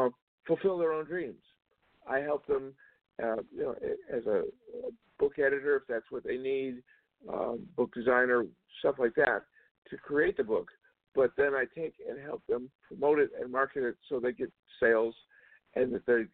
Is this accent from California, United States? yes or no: no; Georgia, United States; moved away as an adult; also born or lived in Cleveland, Ohio / Illinois; now in Las Vegas, United States; the whole family moved down to Georgia, and that's where I grew up.